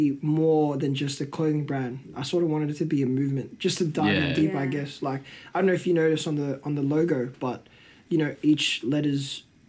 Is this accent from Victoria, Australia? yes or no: yes; Melbourne, Victoria, Australia; that definitely comes from my Aussie side, because I'm Australian at the end of the day. You know? I was born and raised here. Yeah, obviously, my nationality's Filo, but if you ask me, like, to label what I am, I'm Australian.